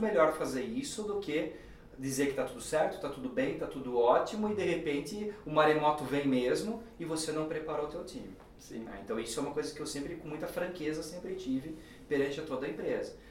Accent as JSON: {"language": "Portuguese", "country": "Brazil", "said": "nós como brasileiros"}